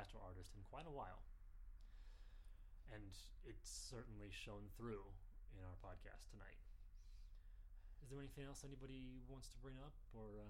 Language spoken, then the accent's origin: English; Washington, United States; I grew up in Washington.